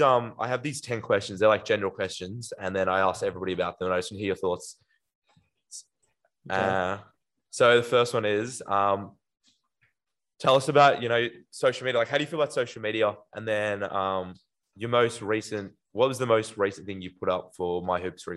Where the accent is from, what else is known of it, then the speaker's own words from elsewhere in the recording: Australia; especially being an Australian boy